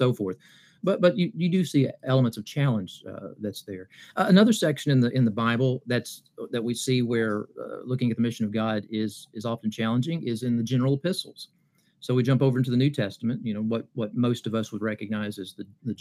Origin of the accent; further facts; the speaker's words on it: Appalachia, southeastern Kentucky, United States; moved away; also born or lived in Birmingham, Alabama; growing up in Appalachia in southeastern Kentucky, I have an accent